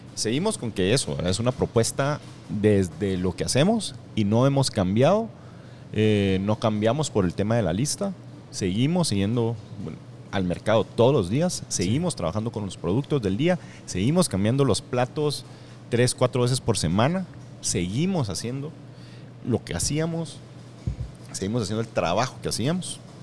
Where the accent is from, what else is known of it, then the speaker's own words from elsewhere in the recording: Escuintla, Guatemala; now in Guatemala City, Guatemala; soy de Escuintla